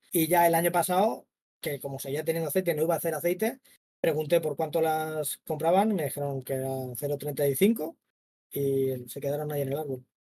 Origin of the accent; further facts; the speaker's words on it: Madrid, Community of Madrid, Spain; now in Málaga, Spain; yo soy de Madrid, pero vivo en Málaga ahora